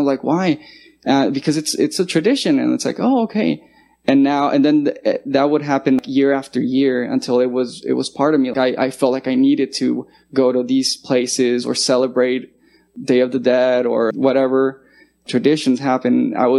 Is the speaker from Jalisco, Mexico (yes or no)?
yes; Guadalajara, Jalisco, Mexico; also born or lived in California; now in United States; I was born in California, and I lived there till I was 6 years old. And I was 6 years old, I moved to Mexico to a city called Guadalajara, Jalisco. So when I got there, the only language I knew was English.